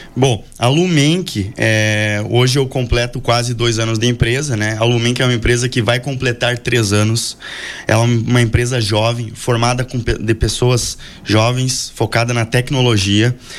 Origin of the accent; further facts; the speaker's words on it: Frederico Westphalen, Rio Grande do Sul, Brazil; also born or lived in Palmitinho / Santa Maria; eu sou nascido em Palmitinho, é, me criei em Frederico Westphalen, passei quatro anos em Santa Maria